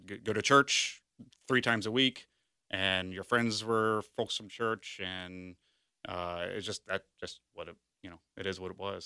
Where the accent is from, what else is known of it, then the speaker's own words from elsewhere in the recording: Sharonville, Ohio, United States; also born or lived in West Chester, Ohio; I grew up in Sharonville